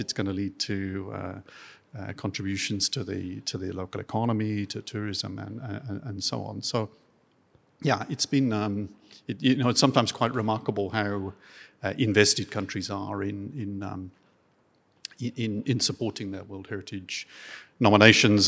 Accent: Dorset, South West England, United Kingdom; moved away; also born or lived in Devon; born in Devon and I grew up in Dorset

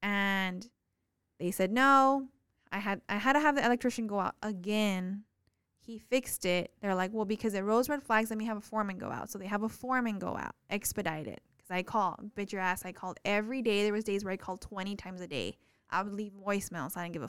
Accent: Texas, United States; What drives me insane is that I come from the Valley, which is so small.

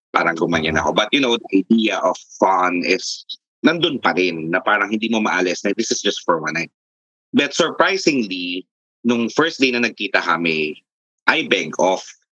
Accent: Nueva Ecija, Central Luzon, Philippines; now in Taguig, Philippines; Tubong Nueva Ecija at currently I'm residing here in Taguig.

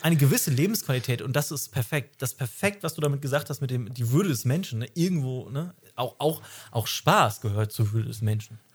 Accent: Hamburg, Germany; wir kommen beide aus Hamburg

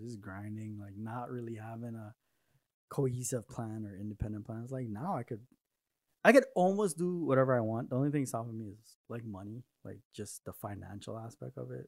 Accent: Trinidad & Tobago; also born or lived in New York; now in Arizona, United States; I grew up in Trinidad with my mom's side of the family, and I didn't want to move to New York

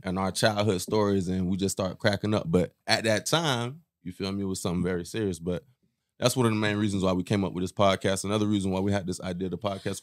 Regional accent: West Palm Beach, Florida, United States; first language Haitian Creole; English is a second language; born in West Palm, too. Florida boy.

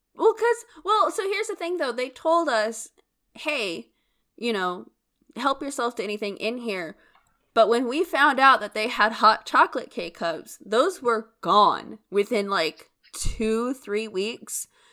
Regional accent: United States; we're American

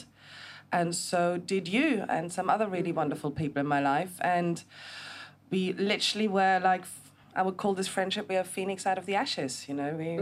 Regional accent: Germany; also born or lived in United Kingdom; now in Gili Trawangan, Indonesia; I'm originally from Germany, but I also spent 20 years of my life living in the UK

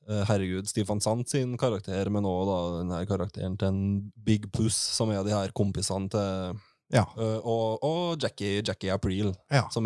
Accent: Trøndelag, Norway

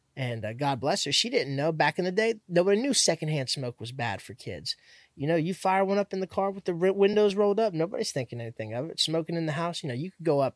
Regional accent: Miami, Florida, United States; also born or lived in Hialeah; now in Central Florida, United States; Miami, not here, not Central Florida, but yeah, Miami

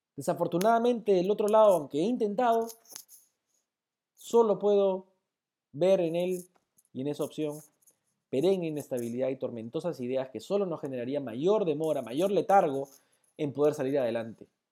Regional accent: Peru; como peruanos

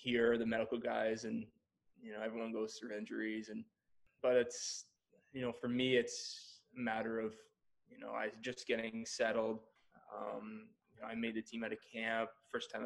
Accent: Peterborough, Ontario, Canada; also born or lived in Toronto; I grew up in Peterborough.

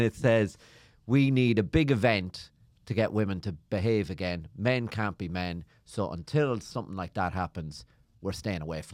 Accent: Ireland; I'm from Ireland.

